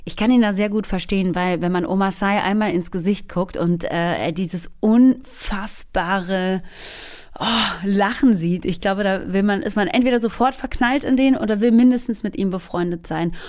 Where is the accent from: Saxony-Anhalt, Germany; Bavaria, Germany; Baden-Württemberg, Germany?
Baden-Württemberg, Germany; Swabia; Wir sind beide aus Schwäbinge, aus, äh, aus dem Schwaberländle